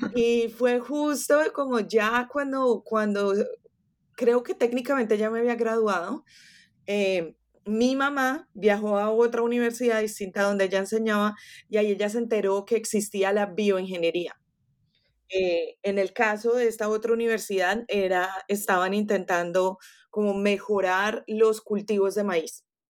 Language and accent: Spanish; Colombia; first language Spanish; now in Florida, United States; en Colombia, de, donde yo soy